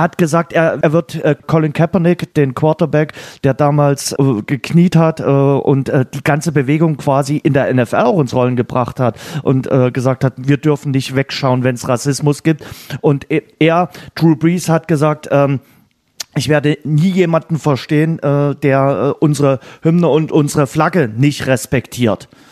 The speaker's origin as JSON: {"language": "German", "country": "Germany", "said": "hier bei uns in Deutschland"}